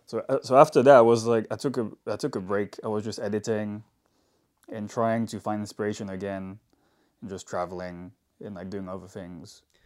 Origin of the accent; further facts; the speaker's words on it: Paris, Île-de-France, France; moved away as an adult; also born or lived in London; I also really wanted to move out of France because I'm from Paris.